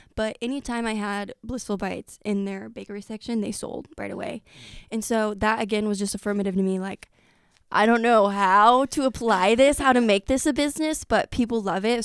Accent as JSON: {"language": "English", "town": "Effingham", "region": "Illinois", "country": "United States", "tie": "born or raised there", "said": "I grew up in Effingham."}